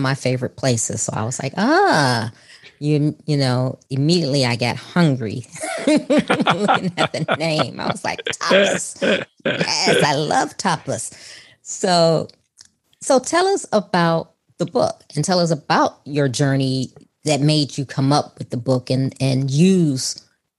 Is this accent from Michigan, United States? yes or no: no; Chicago, Illinois, United States; moved away as an adult; now in Texas, United States; I'm originally born and raised in Chicago as well.